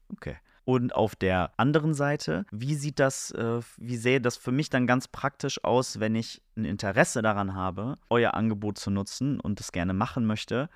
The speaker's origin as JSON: {"language": "German", "town": "Oldenburg", "region": "Lower Saxony", "country": "Germany", "said": "hier bei uns in Oldenburg"}